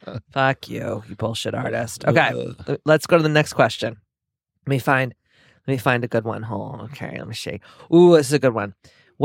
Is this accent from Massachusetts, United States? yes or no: yes; South Boston, Massachusetts, United States; We're from Southie, so we have a big dumpster at the dojo at the wellness center